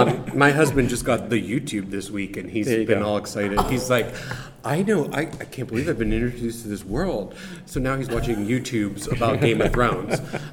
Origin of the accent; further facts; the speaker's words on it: Youngstown, Ohio, United States; So I'm from Youngstown.